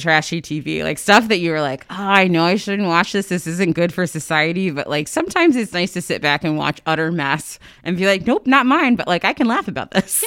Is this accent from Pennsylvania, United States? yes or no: no; Sand Springs, Oklahoma, United States; moved away; also born or lived in Ohio / Washington, D.C.; we lived, um, in Sand Springs, which is uh, I guess a, a suburb of Tulsa